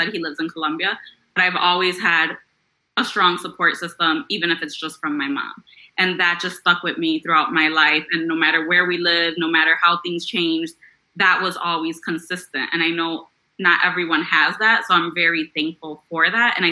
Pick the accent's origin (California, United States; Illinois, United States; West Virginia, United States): Illinois, United States; Chicago; I grew up in Chicago in the Logan Square neighborhood